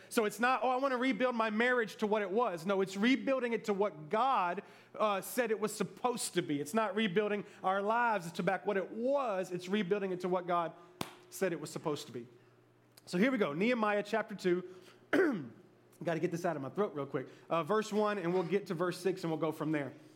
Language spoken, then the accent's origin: English; Memphis, Tennessee, United States; moved away; I was from Memphis